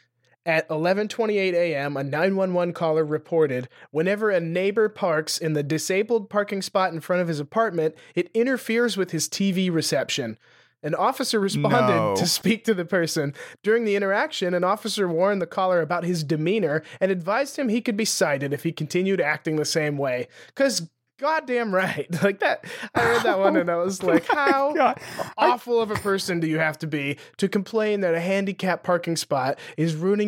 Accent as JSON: {"language": "English", "town": "Lewistown", "region": "Montana", "country": "United States", "tie": "born or raised there", "said": "My hometown, Lewistown, yep, Montana, has like 7,000 people in it"}